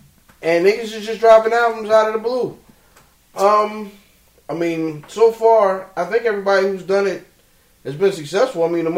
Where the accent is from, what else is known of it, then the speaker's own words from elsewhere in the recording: Anne Arundel County, Maryland, United States; my home country of Anne Arundel County.